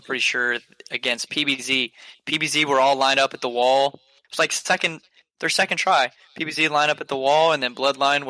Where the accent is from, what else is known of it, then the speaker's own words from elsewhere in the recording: Georgia, United States; I'm from Georgia